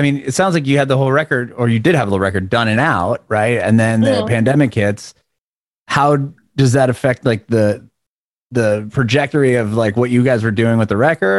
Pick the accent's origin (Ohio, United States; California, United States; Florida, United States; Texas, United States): California, United States; San Diego; I'm from San Diego and I know LA very, very well.